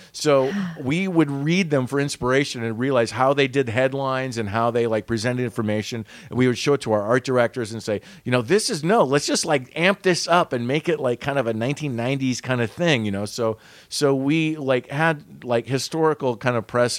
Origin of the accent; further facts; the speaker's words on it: Western United States, United States; We were like, no, we're Western U.S. All of the editors and stuff, we grew up in the Western U.S.